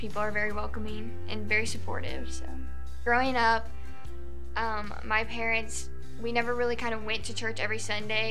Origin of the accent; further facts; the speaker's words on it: Columbia City, Indiana, United States; I'm from Columbia City